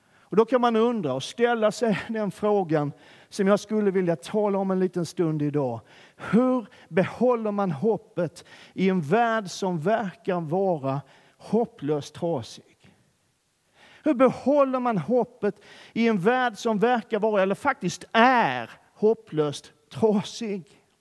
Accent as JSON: {"language": "Swedish", "region": "Skåne", "country": "Sweden", "accent": "Scanian (skånska)", "said": "min skånska"}